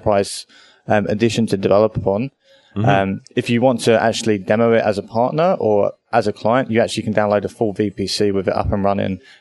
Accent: United Kingdom; moved away as an adult; now in Australia; I am a British person living in Australia. I've been here 2 years

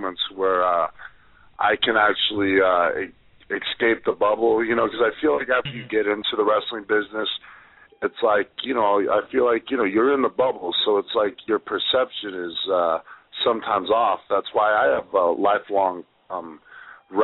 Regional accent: Los Angeles, California, United States; my hometown at the Staples Center

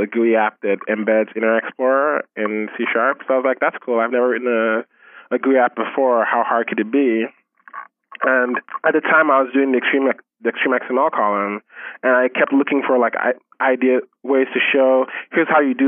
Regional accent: Nigeria; moved away as an adult; now in United States; I'm originally Nigerian. I spent, I guess, my first 17, 19, I can't even remember anymore. I spent my teenage years there, and I moved over here to go to college about 10 years ago.

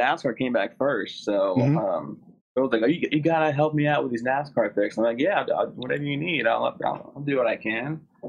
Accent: New Jersey, United States; I mean, I'm from the South, but, South Jersey.

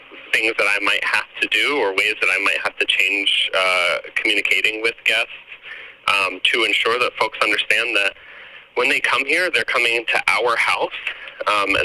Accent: Houston, Texas, United States; now in Grand Rapids, United States; I'm from Houston, born and raised.

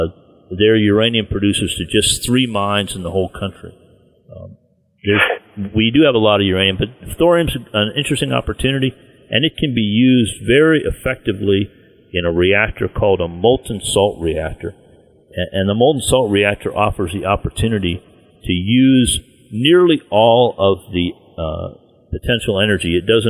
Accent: Virginia, United States; But my home state of Virginia has a moratorium on mining uranium.

